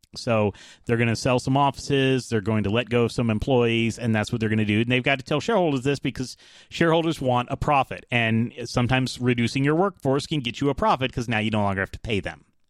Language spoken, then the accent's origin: English; United States; also born or lived in Atlanta, Georgia; I'm American